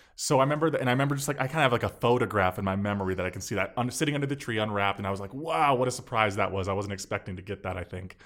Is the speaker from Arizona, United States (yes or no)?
yes; Phoenix, Arizona, United States; also born or lived in Milwaukee, Wisconsin; growing up in Phoenix.